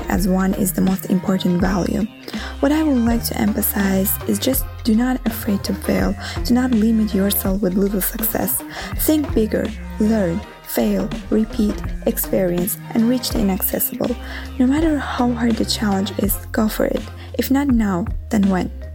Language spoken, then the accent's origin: English; Azerbaijan; now in Rome, Italy; Although I am living in Rome, originally I am from Azerbaijan